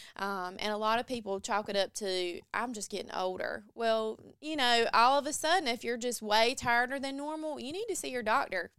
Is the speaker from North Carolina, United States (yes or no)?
yes; Mount Olive, North Carolina, United States; I am from Mount Olive, North Carolina, so Eastern North Carolina as well